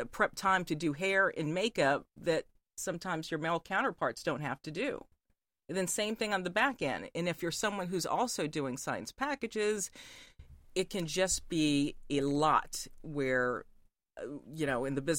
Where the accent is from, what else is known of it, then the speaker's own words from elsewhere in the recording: Fort Bragg, North Carolina, United States; I grew up around Fort Bragg, North Carolina, which, if you, that's close to Pope